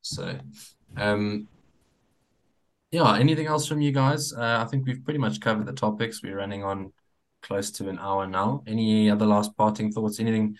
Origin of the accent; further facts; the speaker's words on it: South Africa; I think we all as South African rugby supporters really don't like to see any of our teams doing this badly.